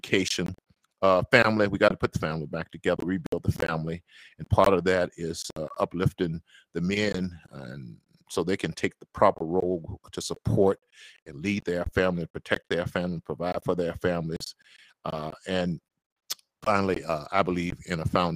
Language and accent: English; Mississippi, United States; accent: Mississippi; Mississippi background, Mississippi accent